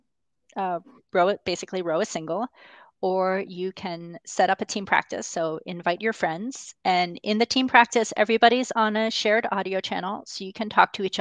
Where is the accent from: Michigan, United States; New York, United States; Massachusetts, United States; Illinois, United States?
Massachusetts, United States; Boston; Boston in particular, which is my hometown.